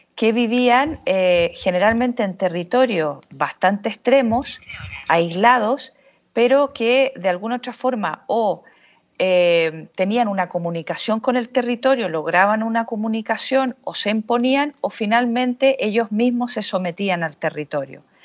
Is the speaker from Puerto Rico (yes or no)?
no; Chile; moved away as an adult; also born or lived in Barcelona, Spain; soy chilena, pero salí de Chile a los 26 años eh, para hacer un doctorado en fotografía y vídeo eh, en la Universidad de Barcelona